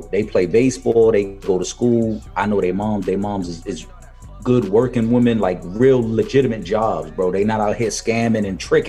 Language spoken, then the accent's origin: English; New York City, New York, United States; Growing up in Millbrook Projects